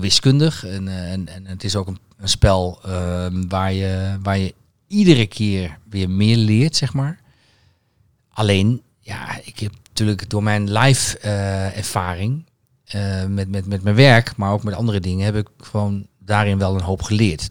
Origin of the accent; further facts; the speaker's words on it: Twente, Overijssel, Netherlands; een, een Twents gezin